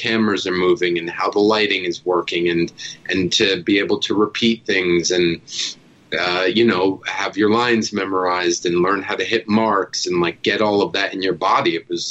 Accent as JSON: {"language": "English", "region": "New Jersey", "country": "United States", "tie": "born or raised there", "said": "I grew up in Jersey"}